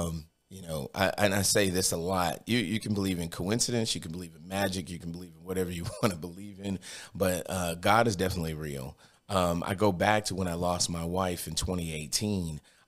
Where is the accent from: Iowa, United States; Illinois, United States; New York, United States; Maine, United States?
New York, United States; Brooklyn; now in Cookeville, United States; I'm originally from Brooklyn, New York.